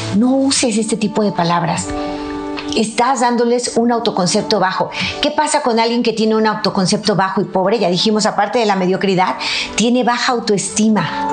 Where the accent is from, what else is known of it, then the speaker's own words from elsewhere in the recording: Mexico; mi país, México